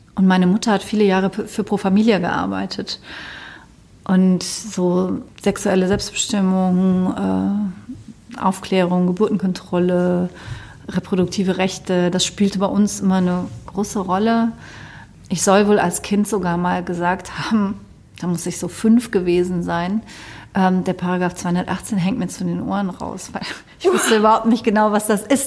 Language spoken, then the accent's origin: German; Cologne, North Rhine-Westphalia, Germany; bei uns in Köln